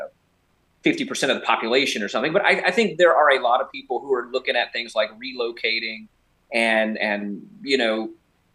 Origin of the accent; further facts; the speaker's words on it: United States; as an American